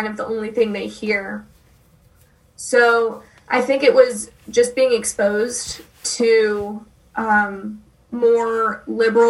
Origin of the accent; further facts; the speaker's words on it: Springfield, Missouri, United States; I'm from Springfield, which is the third biggest town in the state